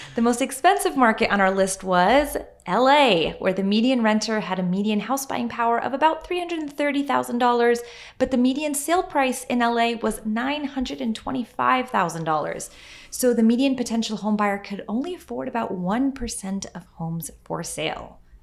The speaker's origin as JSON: {"language": "English", "region": "Western New York", "country": "United States", "tie": "born or raised there", "said": "I grew up in Western New York"}